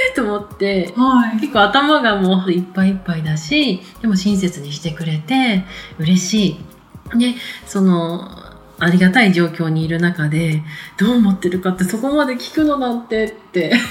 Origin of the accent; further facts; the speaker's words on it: Tohoku, Japan; moved away; 私、東北で生まれたって言いましたけど、東北に親戚がいっぱいいる